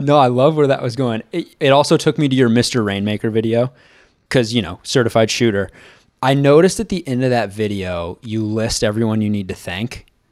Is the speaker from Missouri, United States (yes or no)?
yes; Kansas City, Missouri, United States; I'm from Kansas City